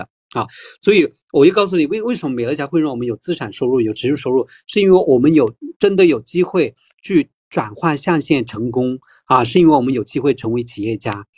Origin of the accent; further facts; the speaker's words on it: Taiwan; 我们台湾人